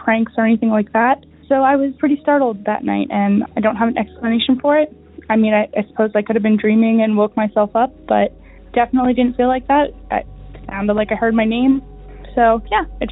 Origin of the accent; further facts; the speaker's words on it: Pennsylvania, United States; I'm from Pennsylvania